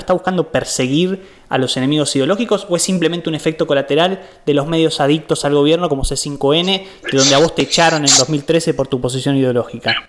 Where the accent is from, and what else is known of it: Argentina